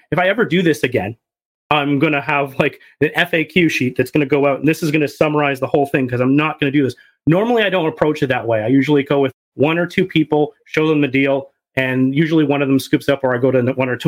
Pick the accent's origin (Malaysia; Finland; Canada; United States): Canada; I'm a Canadian